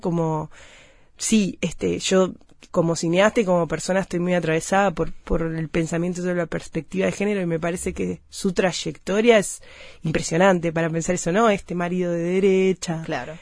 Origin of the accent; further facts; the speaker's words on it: Uruguay; las mujeres de mi país